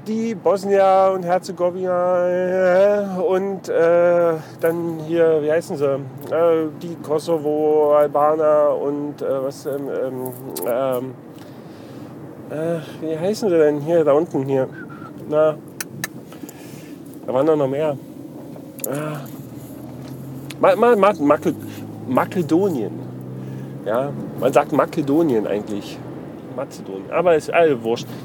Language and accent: German; East Germany, Germany; Weil, also ich als Ossi ist ja im Prinzip genau das Gleiche.